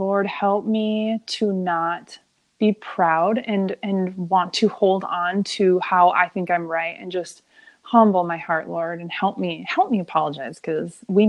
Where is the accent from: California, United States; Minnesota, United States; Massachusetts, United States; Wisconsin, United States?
Minnesota, United States; I'm a Minnesotan.